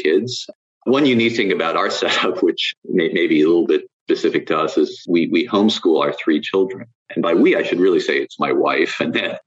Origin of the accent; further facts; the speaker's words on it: New York City, New York, United States; moved away as an adult; also born or lived in London, United Kingdom; now in Northern Virginia, United States; I'm from New York City originally